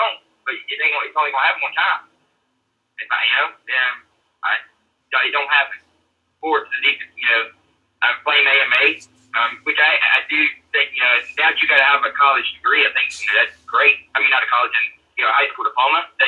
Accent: Georgia, United States; moved away; I'm from Georgia.

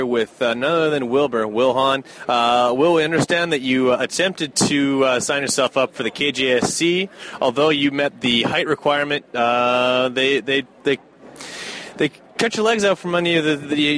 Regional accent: Canada; I am from Canada.

